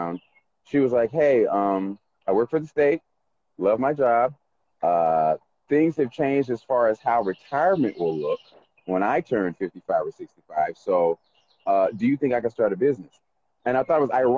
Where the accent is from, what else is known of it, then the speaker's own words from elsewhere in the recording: Macon, Georgia, United States; also born or lived in Carrollton, Georgia / Atlanta, Georgia; I was born in Macon, Georgia, 1977 at the Macon Coliseum